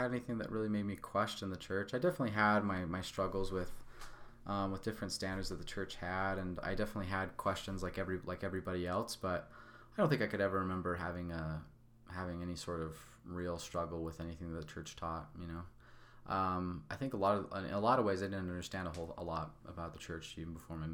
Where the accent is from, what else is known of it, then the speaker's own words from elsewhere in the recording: Salt Lake City, Utah, United States; I was born in Salt Lake City, Utah, in the southeast part of Salt Lake City, Utah, in this little suburb of Salt Lake City called Mill Creek. I grew up in a family of five boys